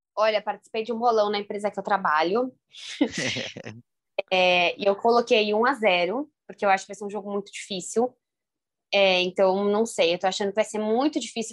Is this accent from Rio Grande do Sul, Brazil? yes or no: no; São Paulo, Brazil; eu que sou de São Paulo